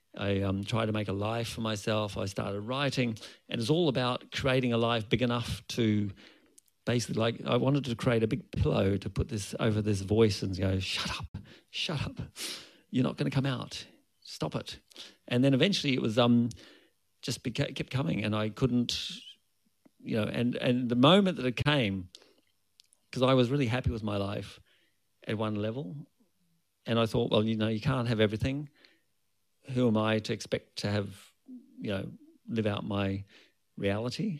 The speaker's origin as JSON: {"language": "English", "town": "Brisbane", "region": "Queensland", "country": "Australia", "also_born_or_lived": "Ireland", "moved": "yes", "said": "I'm from Brisbane originally"}